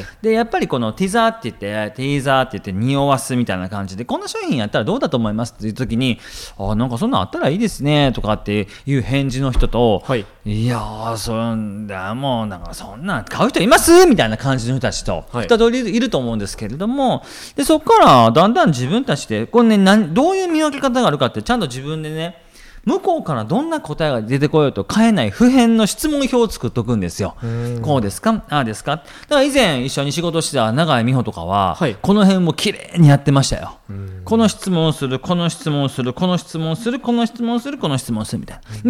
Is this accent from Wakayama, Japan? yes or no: no; Shiga, Japan; moved away; 自分のふるさとの滋賀県